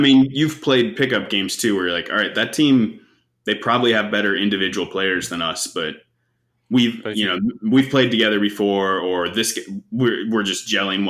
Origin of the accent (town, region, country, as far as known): United States